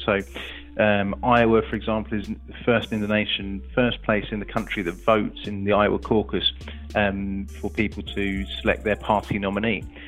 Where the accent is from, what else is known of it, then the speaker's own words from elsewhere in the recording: England, United Kingdom; being an Englishman abroad